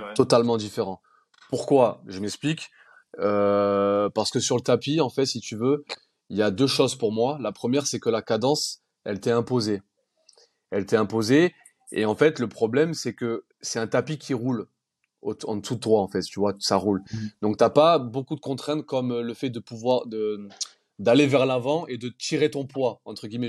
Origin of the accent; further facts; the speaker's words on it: Nice, Provence-Alpes-Côte d'Azur, France; on est niçois